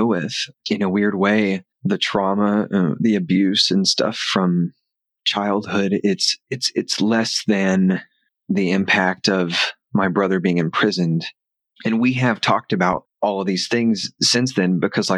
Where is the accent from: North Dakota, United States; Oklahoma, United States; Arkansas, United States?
Arkansas, United States; now in Los Angeles, United States; We grew up in Arkansas